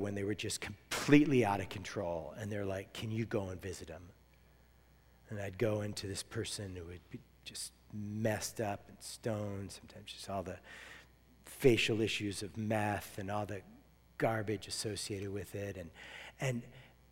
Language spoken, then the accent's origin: English; United States; I'm American